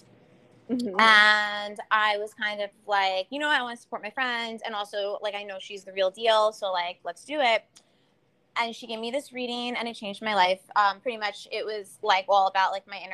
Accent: New York, United States; also born or lived in California; we're from New York.

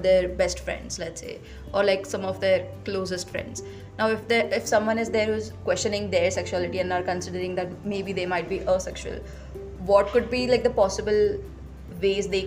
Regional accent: Navi Mumbai, Maharashtra, India; I have lived in Navi Mumbai for, well, pretty much my entire life

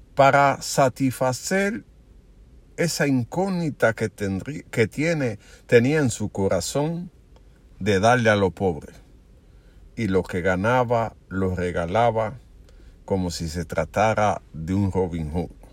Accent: Dominican Republic; mi pueblo batero de Sevico.

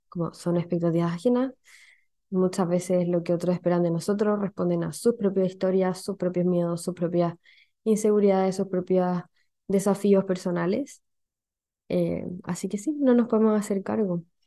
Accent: Chile; accent: Chilean; no me gustaba mi acento, y hoy día me gusta. No me gustaba mi acento no, por, no como rechazo hacia mi origen, sino porque siempre ha existido como, eh, como siempre han existido estos memes, como el, de que el resto de los países de Latinoamérica no entienden el acento chileno, entonces como que me daba mucha vergüenza hablar en chileno

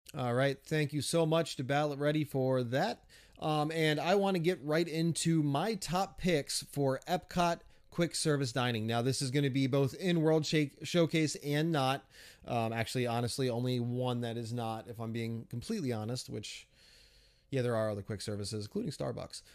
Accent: New England, United States; I'm from New England, so seafood is a big thing for us

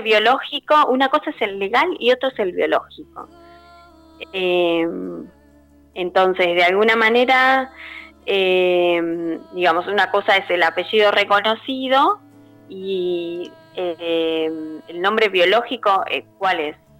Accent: Buenos Aires, Argentina; moved away as an adult; now in Bragado, Argentina; soy de Buenos Aires, pero estoy viviendo en Bragado, que está a 200 kilómetros.

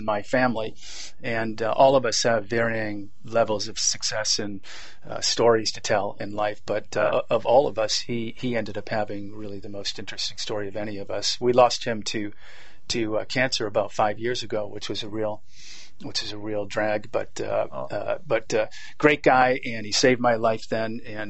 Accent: Boston, Massachusetts, United States; Yes, Boston, Massachusetts.

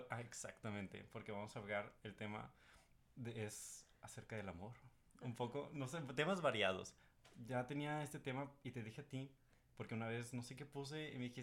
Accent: Guadalajara, Jalisco, Mexico; soy de Guadalajara

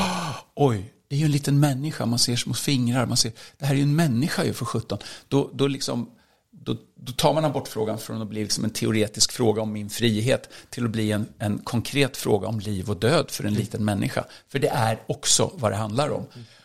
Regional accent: Sweden; Jag är ganska svensk

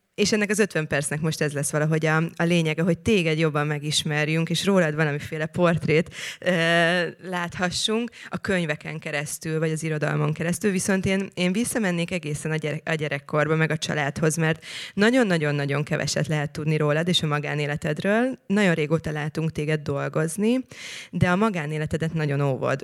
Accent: Szentendre, Pest, Hungary; én ott nőttem fel, ahol te most laksz

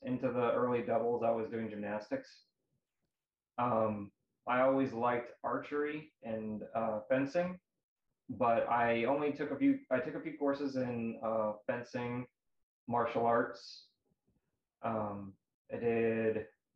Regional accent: St. Louis, Missouri, United States; I'm from St. Louis, Missouri

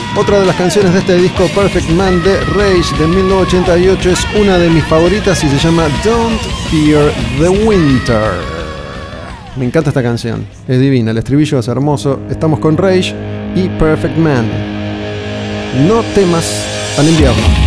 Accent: Argentina; somos así los argentinos

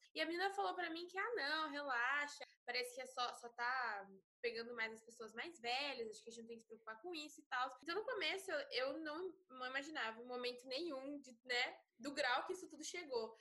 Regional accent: Brazil; Eu sou brasileira

